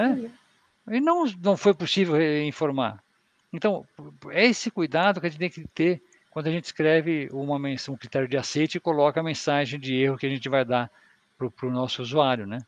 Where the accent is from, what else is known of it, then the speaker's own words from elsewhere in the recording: São Paulo, Brazil; eu sou de São Paulo